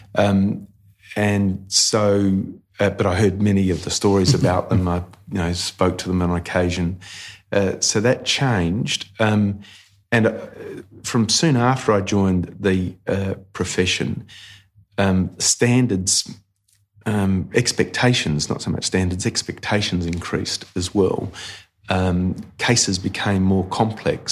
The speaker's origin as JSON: {"language": "English", "town": "Port Lincoln", "region": "South Australia", "country": "Australia", "moved": "yes", "said": "I came from Port Lincoln"}